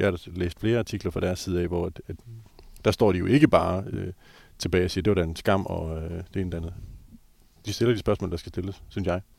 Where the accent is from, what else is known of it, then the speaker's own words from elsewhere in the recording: Skjern, Central Denmark Region, Denmark; jeg voksede op i Skjern